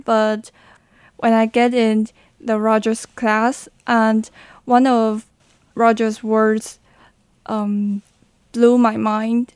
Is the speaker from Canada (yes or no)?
no; New Taipei City, Taiwan; English is a second language; moved away as an adult; now in Hualien, Taiwan; I hope to leave my hometown during my college years because I have spent 18 years okay. um, in New Taipei City